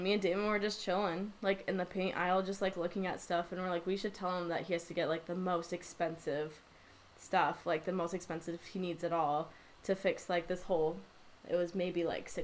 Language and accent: English; Grand Rapids, Michigan, United States; now in Wisconsin, United States; I'm from Grand Rapids, Michigan, so it's, like, right across the lake from Milwaukee